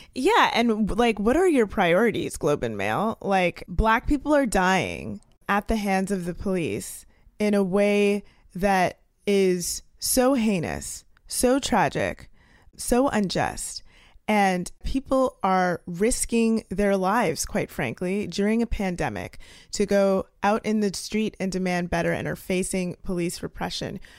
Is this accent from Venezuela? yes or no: no; Canada; now in United States; I'm a Canadian living in the United States